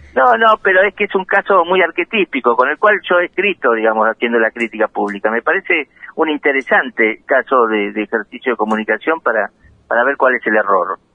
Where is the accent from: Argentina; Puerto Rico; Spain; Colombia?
Argentina; La Plata, Buenos Aires Province; Soy nacido en La Plata